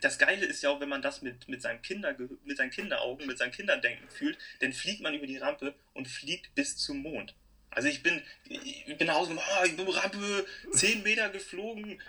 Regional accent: Hamburg, Germany; ich komme aus Hamburg

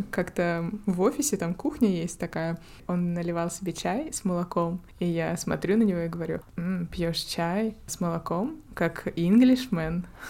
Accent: Russia; moved away as an adult; also born or lived in Finland; now in Norway; ты же из России. Как бы да, но я же не из Якутии

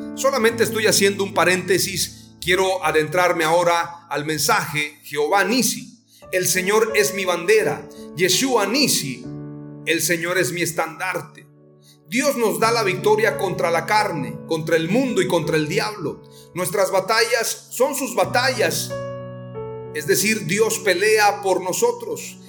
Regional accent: Mexico; Como mexicanos nos identificamos rápidamente

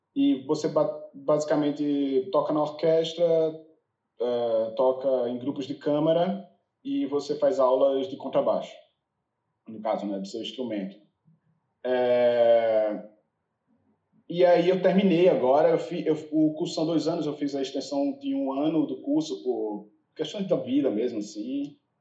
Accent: Recife, Pernambuco, Brazil; moved away as an adult; also born or lived in São Paulo; now in United States; eu sou de Recife

